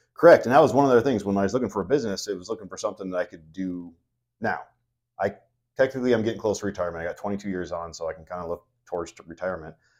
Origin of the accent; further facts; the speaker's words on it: Elkhorn, Nebraska, United States; I'm actually from Elkhorn. I have lifetime resident.